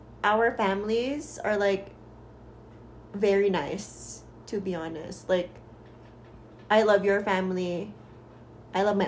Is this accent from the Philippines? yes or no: yes; Philippines; moved away as an adult; now in United States; we are both originally from the Philippines